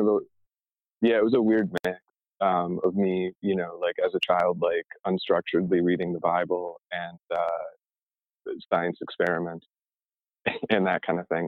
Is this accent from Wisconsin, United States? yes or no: no; Arizona, United States; also born or lived in Oak Park, Illinois (near Chicago); when we moved from Chicago, we moved to Arizona